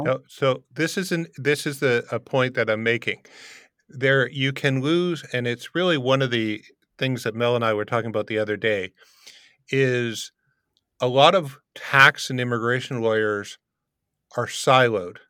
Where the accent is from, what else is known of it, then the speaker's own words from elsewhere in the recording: Windsor, Ontario, Canada; moved away as an adult; now in Poland; Canadian born and raised in Windsor, now currently living in Poland